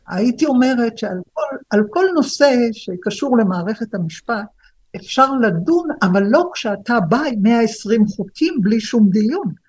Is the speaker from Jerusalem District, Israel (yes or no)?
yes; Jerusalem, Jerusalem District, Israel; אני ירושלמית